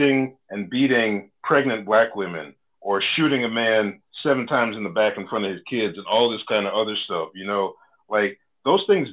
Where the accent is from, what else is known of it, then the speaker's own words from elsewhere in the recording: North Carolina, United States; my home state of North Carolina